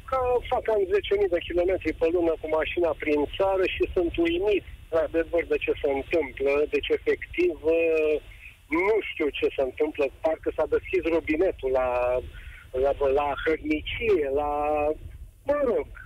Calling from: Balotești, Ilfov, Romania; Momentan sunt în trafic din Balotești.

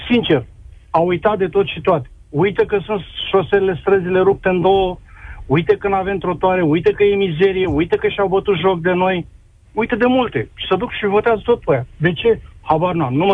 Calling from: Timișoara, Timiș County, Romania; Sunt din Timișoara, sunt președinte de sindicat

